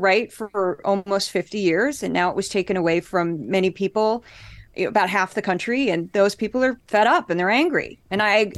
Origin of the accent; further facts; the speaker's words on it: Missouri, United States; moved away; I grew up in Missouri, one of the reddest states in the country